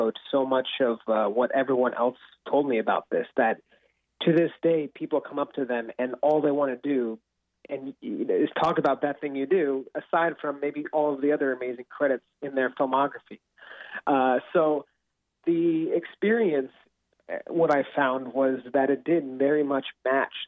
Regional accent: Seattle, Washington, United States; I grew up in Seattle for most of my life

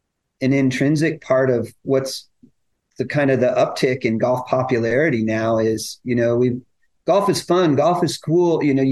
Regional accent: McCook, Nebraska, United States; The nine-hole course that I grew up on in McCook, Nebraska does.

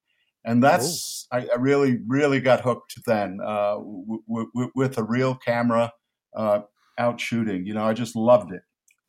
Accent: New York, United States; It's just that I grew up in New York in an immigrant Italian neighborhood, a working class neighborhood, and we lived on the street.

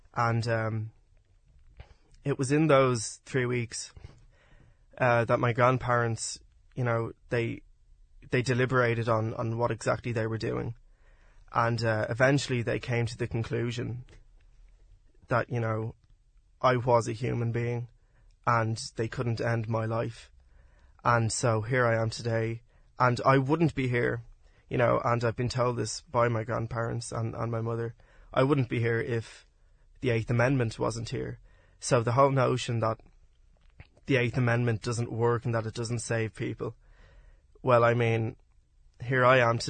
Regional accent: Dublin, Leinster, Ireland; I'm from Ringsend in Dublin 4

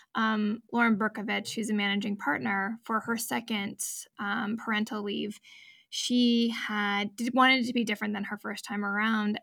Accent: United States; moved away; I was born in the States, I'm a dual citizen

